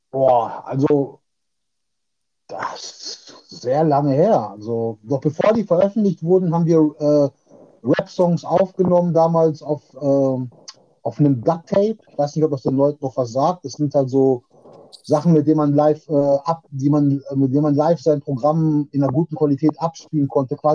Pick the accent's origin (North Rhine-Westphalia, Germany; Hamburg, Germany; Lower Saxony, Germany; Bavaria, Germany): North Rhine-Westphalia, Germany; Witten; äh, ich bin 45 Jahre. Äh, ich komme aus Witten, das ist im Ruhrpott